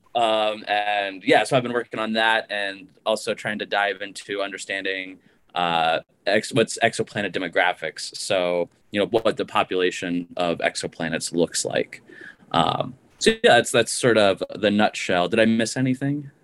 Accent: Missoula, Montana, United States; moved away as an adult; also born or lived in Ohio; I grew up in Montana, um, in Missoula, Montana, and I went to my hometown university for my undergraduate

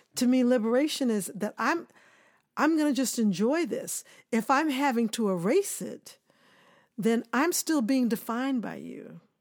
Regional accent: Kansas City, Missouri, United States; moved away; also born or lived in Tallahassee, Florida / New York; I grew up in Kansas City, Missouri

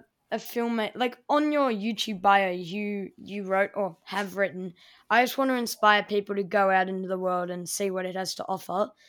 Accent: Melbourne, Victoria, Australia; my hometown, Melbourne

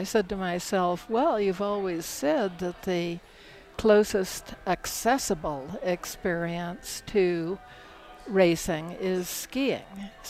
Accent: Miami, Florida, United States; also born or lived in Iowa / Michigan; I was born in Iowa, but we moved to Miami when I was about 3 or 4 years old.

